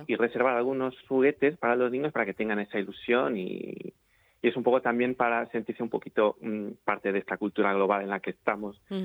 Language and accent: Spanish; Portuguese border with Galicia, Norte, Portugal; Spanish is a second language; moved away as an adult; now in Murcia, Spain; soy portugués, llevo en, en, Murcia siete años, en España diecisiete y me he criado en la zona, mm, en, la frontera de Portugal con Galicia